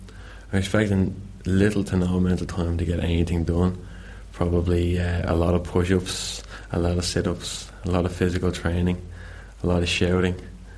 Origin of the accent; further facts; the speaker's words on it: Bray, County Wicklow, Ireland; I'm 20 years of age and I'm from Bray, County Wicklow.